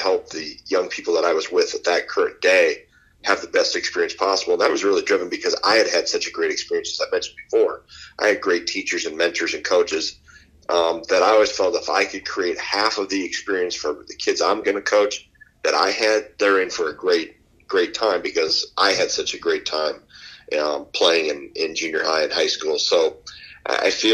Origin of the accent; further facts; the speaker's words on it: Wisconsin, United States; I grew up in Wisconsin.